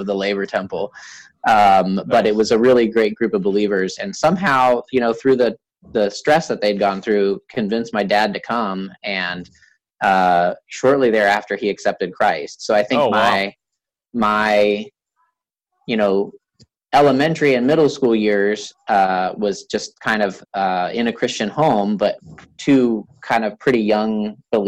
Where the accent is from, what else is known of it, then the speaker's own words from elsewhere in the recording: a small town in Wisconsin, United States; also born or lived in Columbus; when I was in third grade, my dad got a job transfer to a small town in Wisconsin